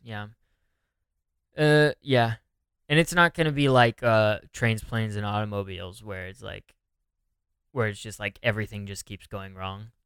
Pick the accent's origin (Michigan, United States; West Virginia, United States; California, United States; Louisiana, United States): California, United States; now in New York, United States; I'm from California